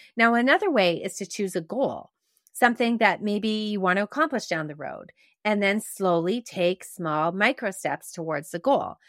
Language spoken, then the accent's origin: English; Quebec, Canada; growing up in Quebec